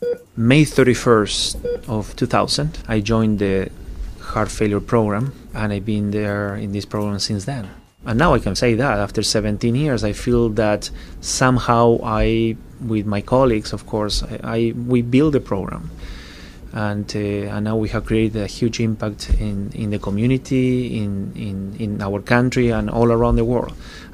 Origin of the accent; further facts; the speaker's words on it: Buenos Aires, Argentina; now in Toronto, Canada; I'm originally from Buenos Aires, Argentina. It's a beautiful city. It's a very European city, very similar to Madrid and Paris. It's not very multicultural like Toronto, and we have definitely much better weather than Toronto.